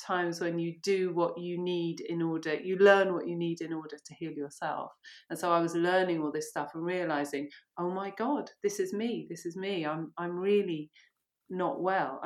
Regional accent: Monkton Wyld, near River Cottage, South West England, United Kingdom; also born or lived in Ireland; My mum moved to a commune, which is just down the road, actually, on the way to River Cottage. Monkton Wild, yeah. There you go. Okay. And so that's where I grew up. Well, from 11 to 19, I was there.

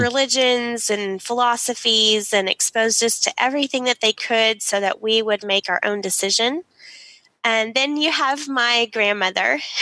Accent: Dallas, Texas, United States; we grew up in Dallas, Texas

